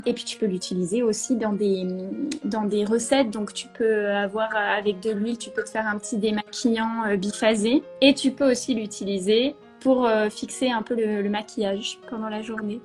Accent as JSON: {"language": "French", "region": "Normandy", "country": "France", "tie": "born or raised there", "also_born_or_lived": "Paris / Bordeaux", "moved": "as an adult", "said": "je suis normande de base, voilà. J'ai fait toutes mes, mes études en Normandie"}